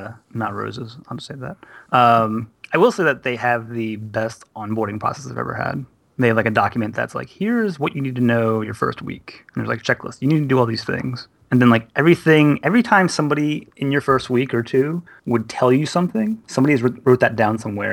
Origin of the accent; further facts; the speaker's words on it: Philadelphia, Pennsylvania, United States; now in New Jersey, United States; I was from Philadelphia.